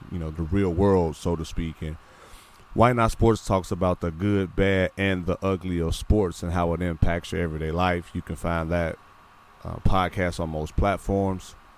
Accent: Midwest, United States; born and raised in the Midwest

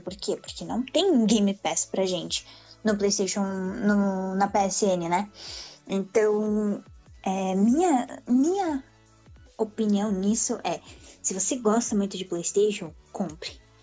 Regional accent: Brazil; nós, como brasileiros

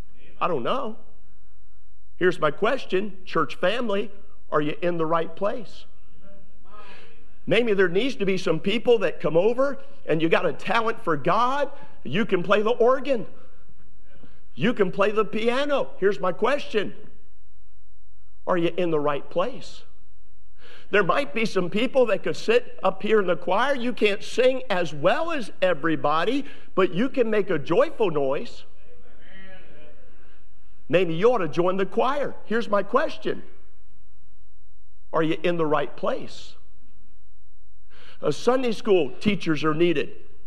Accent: Northeast, United States; I was raised in the Northeast, and I was used to speed and fast.

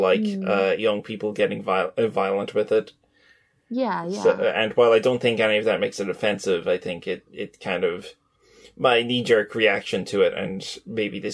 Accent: Ireland; I'm from Ireland

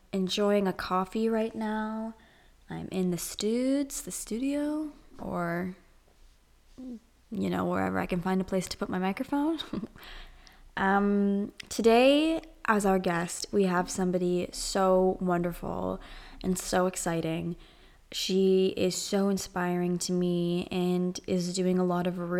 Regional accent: Toronto, Ontario, Canada; I'm from Toronto. So right now Toronto is under like complete lockdown

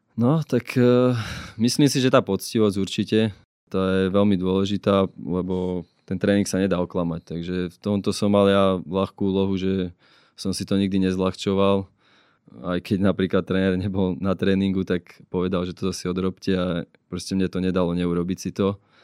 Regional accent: Považská Bystrica, Trenčín Region, Slovakia; som Bystričan

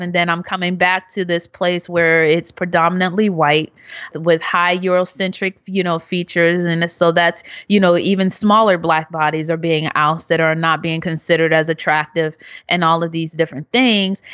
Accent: Philadelphia, Pennsylvania, United States; growing up being happy, and I'm from Philadelphia

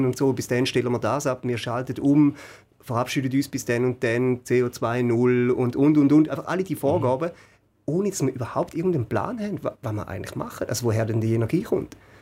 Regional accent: Schaffhausen, Switzerland; für mich als Schaffhauser

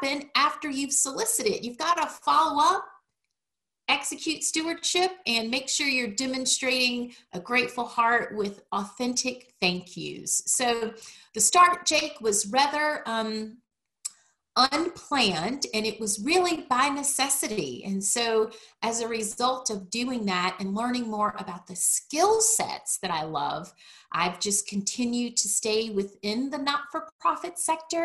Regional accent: Deep South, United States; I grew up in the Deep South. So here in the States

